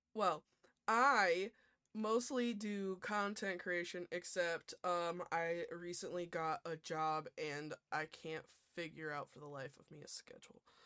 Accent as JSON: {"language": "English", "region": "New York", "country": "United States", "said": "I'm I'm also from New York"}